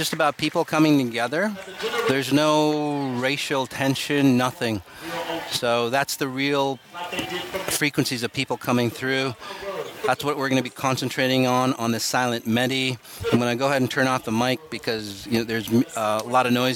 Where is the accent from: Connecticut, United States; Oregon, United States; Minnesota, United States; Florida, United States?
Minnesota, United States; Minneapolis; Minneapolis, my hometown